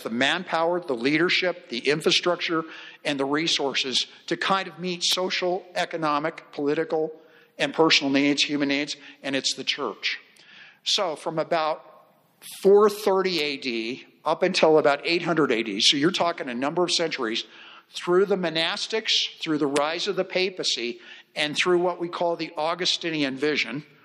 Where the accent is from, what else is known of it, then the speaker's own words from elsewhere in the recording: United States; I'm an American.